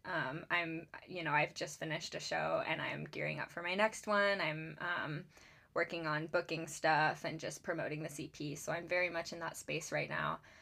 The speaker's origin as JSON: {"language": "English", "town": "Charleston", "region": "South Carolina", "country": "United States", "tie": "born or raised there", "moved": "as an adult", "lives_now": "Seattle, United States", "said": "I grew up in Charleston, South Carolina, and I moved out to Seattle in, um, I believe it was 2018 for school."}